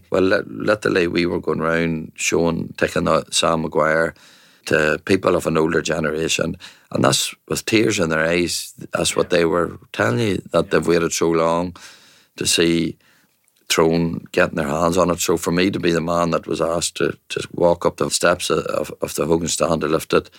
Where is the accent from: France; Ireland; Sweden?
Ireland; So as Irish people, no matter what creed, colour, culture, they should be given the opportunity to play and to sample these games.